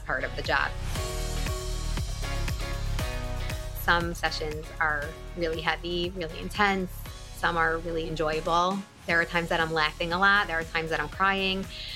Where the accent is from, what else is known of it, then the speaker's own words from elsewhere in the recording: Woodmere, New York, United States; also born or lived in Long Beach, New York; I was born and raised in Woodmere, New York, where I currently live now as well